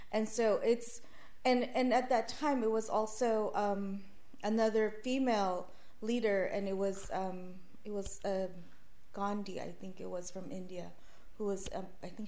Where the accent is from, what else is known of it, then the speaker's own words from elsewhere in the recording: Philippines; moved away; I'm obviously Filipino